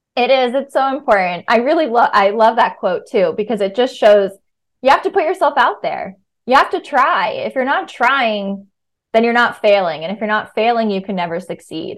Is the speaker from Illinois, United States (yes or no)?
no; Virginia, United States; moved away as an adult; also born or lived in New York; now in Brooklyn, United States; I grew up in Virginia